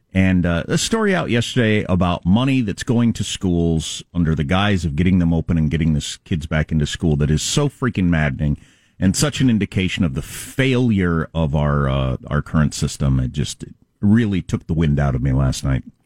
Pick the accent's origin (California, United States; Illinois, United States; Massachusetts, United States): California, United States; as a Californian where the electricity goes out all the time in regular weather